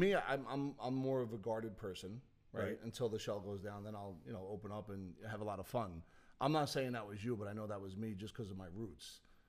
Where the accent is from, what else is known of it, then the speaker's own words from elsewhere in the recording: Bayonne, New Jersey, United States; I grew up in Bayonne